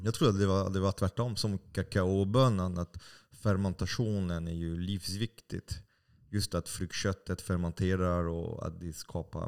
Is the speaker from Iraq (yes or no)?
no; France; Swedish is a second language; now in Sweden; jag är fransman